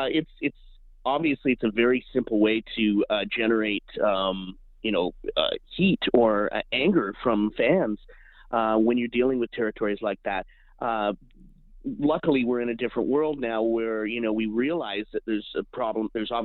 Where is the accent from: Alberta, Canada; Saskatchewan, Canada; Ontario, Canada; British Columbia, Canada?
Alberta, Canada; I grew up in Alberta on a steady diet of Stampede Wrestling.